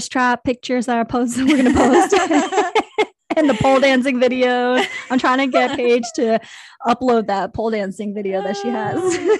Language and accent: English; Kansas, United States; born there; I mean, I was born in Kansas, so there is some country in me.